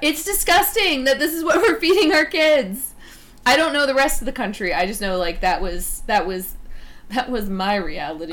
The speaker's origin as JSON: {"language": "English", "region": "North Carolina", "country": "United States", "said": "I'm from North Carolina"}